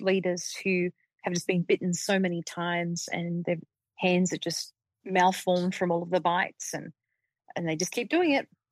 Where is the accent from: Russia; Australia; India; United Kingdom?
Australia; Sydney, New South Wales; now in Denver, United States; I grew up in Sydney, metropolitan Sydney